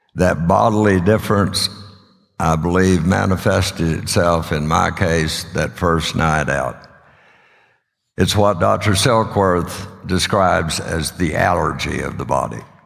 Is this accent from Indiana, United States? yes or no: no; Odessa, Texas, United States; now in Sulphur Springs, United States; I was raised in Odessa